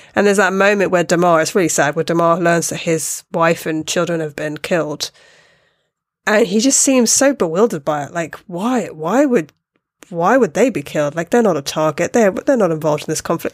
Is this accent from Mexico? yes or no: no; United Kingdom; me being a British person.